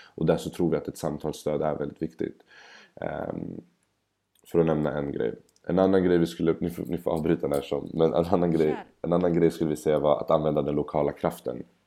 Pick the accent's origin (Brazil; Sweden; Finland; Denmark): Sweden; Stockholm, Stockholm County; Bredäng där jag kommer ifrån